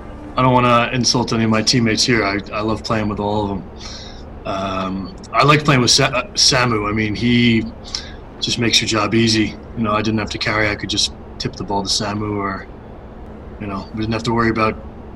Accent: Scarsdale, New York, United States; Yeah, I am from the Burbs, indeed.

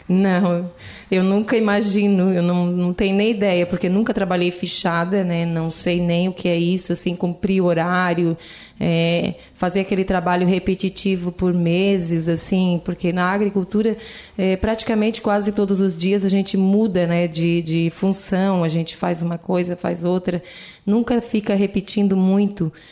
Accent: Lauro Müller, Santa Catarina, Brazil; Sim, sou natural de Lauro Miller. Nasci, me criei né, nesse lugar

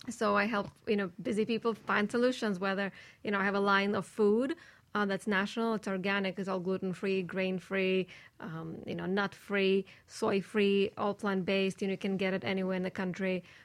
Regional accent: Saint Petersburg, Russia; moved away; I'm from St. Petersburg, Russia. We did not have anything raw in January

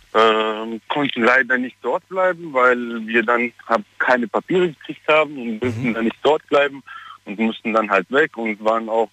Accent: Germany; moved away as an adult; also born or lived in Armenia / Southern France; ich bin auch in Deutschland aufgewachsen

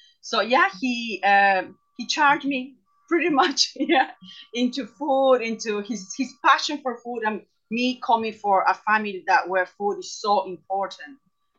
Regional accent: Peru; moved away as an adult; now in Loughrea, Ireland; I'm from Peru. My parents are Italian descendants, both of them.

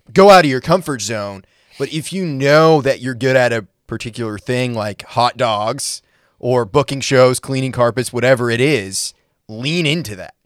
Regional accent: Maine, United States; now in Nashville, United States; I'm from Maine originally

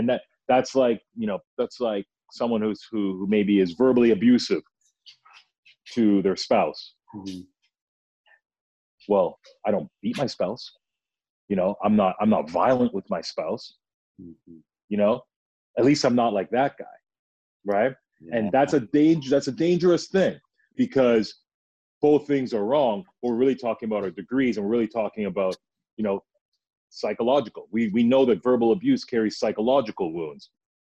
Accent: Toronto, Ontario, Canada; I'm talking about, I was born at Mount Sinai Hospital, University Avenue. What are you talking about?

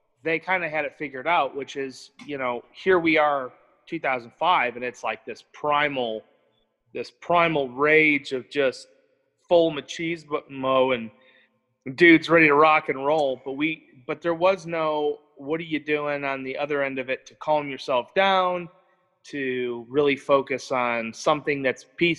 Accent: Michigan, United States; moved away as an adult; I was from Michigan.

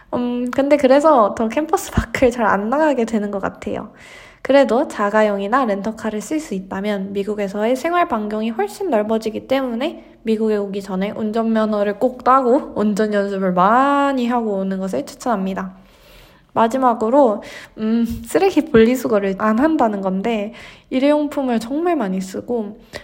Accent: South Korea; moved away as an adult; now in California, United States; 제가 한국에서 왔다고

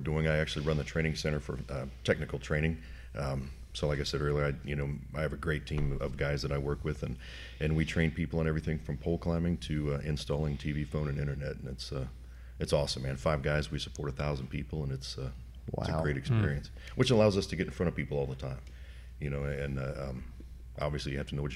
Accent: Van Wert, Ohio, United States; also born or lived in Cincinnati, Ohio; I'm originally from Northern Ohio, a little town called Van Wert in the middle

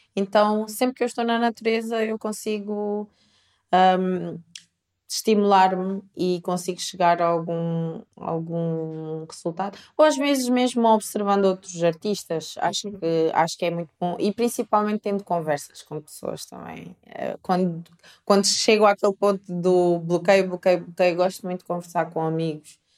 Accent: Coimbra, Centro, Portugal; also born or lived in Angola; Eu vim para Portugal muito pequeno. Eu vim com 3 anos. Uh, tive uma cultura extremamente portuguesa. Eu cresci em Coimbra, uh, no interior de Coimbra

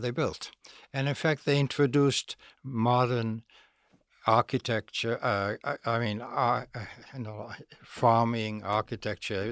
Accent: Netherlands; moved away; I was a Jewish kid, born in Holland, the Netherlands.

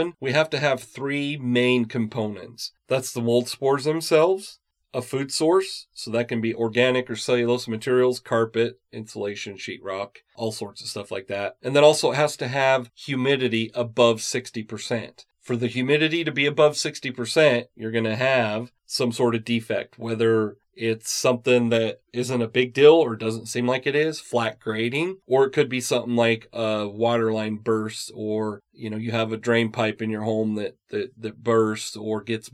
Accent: Utah, United States; I was born and raised in Utah, so I'm used to the seasons here.

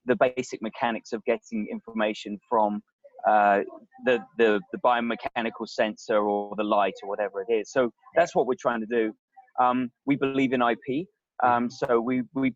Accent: England, United Kingdom; now in Silicon Valley, United States; we are both English.

